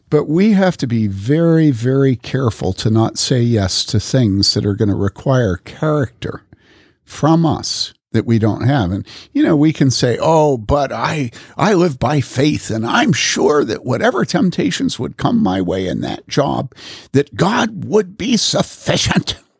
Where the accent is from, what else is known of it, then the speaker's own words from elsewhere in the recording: Wheaton, Illinois, United States; I grew up in Wheaton